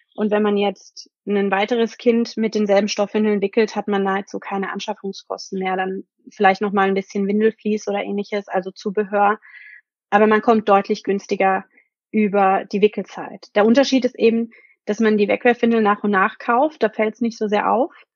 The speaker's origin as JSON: {"language": "German", "country": "Germany", "said": "Bei uns in Deutschland"}